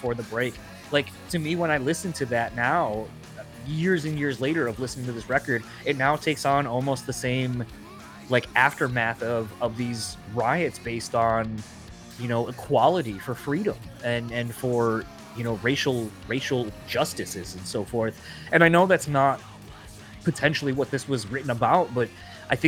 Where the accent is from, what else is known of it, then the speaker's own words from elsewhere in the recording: Kalamazoo, Michigan, United States; moved away; growing up in Kalamazoo, Michigan, this tiny little fucking city